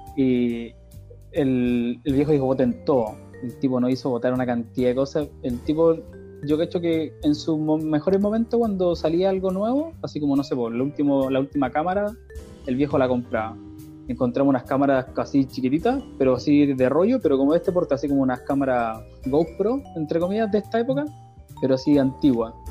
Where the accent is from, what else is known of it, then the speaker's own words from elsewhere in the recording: Chile; moved away as an adult; now in Canada; En Chile tenía una vida relativamente